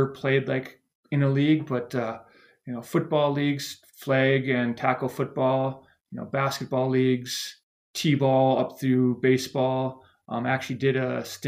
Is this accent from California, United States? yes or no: no; Montrose, Minnesota, United States; moved away; I grew up about an hour west of Minneapolis, a small town called Montrose